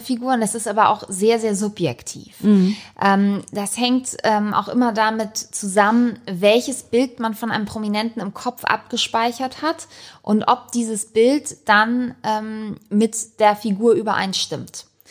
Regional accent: Hamburg, Germany; schon hier wirklich aufgewachsen bin im Panoptikum

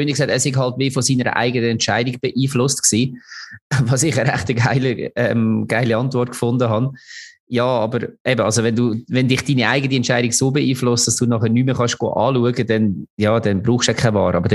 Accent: Lucerne, Switzerland; obwohl man als Luzerner natürlich nicht ganz unglücklich war

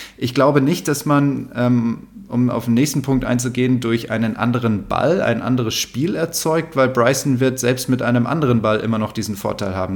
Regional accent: Munich, Bavaria, Germany; moved away; also born or lived in Rhine Plain; meine Jugend in München

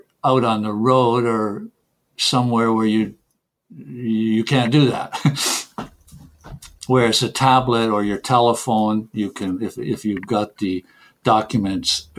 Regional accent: Canada; first language English; moved away; English is my mother tongue, of course. I came from Canada

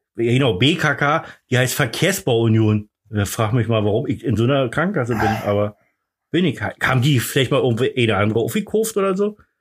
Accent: the East, East Germany, Germany; Ich komme ja nur aus dem Osten. Wir haben übrigens direkt am, am Grenzübergang gewohnt.

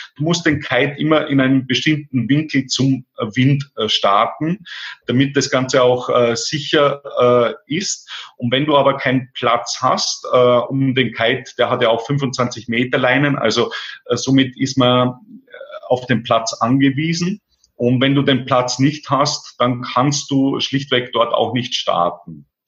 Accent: Austria; bei uns in Österreich

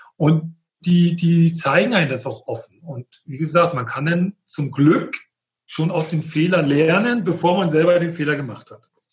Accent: Friedland, Mecklenburg-Vorpommern, Germany; ich komme aus Mecklenburg, aus Friedland

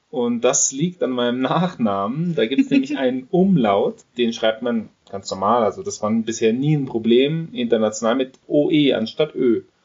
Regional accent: Germany; natürlich ist ein deutscher Pass, ich bin Deutscher

